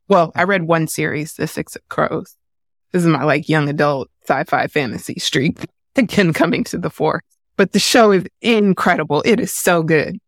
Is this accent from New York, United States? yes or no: no; San Francisco, California, United States; I grew up in San Francisco in the eighties and nineties.